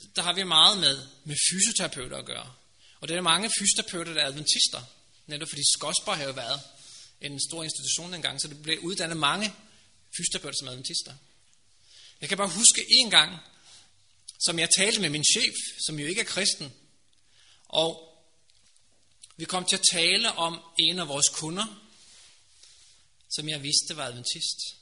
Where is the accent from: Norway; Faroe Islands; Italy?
Norway; Danish is a second language; now in Denmark; Jeg er også fremmed, jeg kommer fra Norge